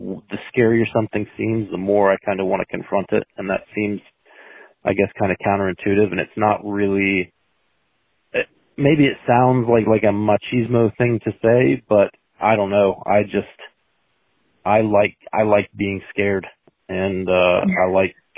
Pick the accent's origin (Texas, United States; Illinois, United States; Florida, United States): Florida, United States; it being my home state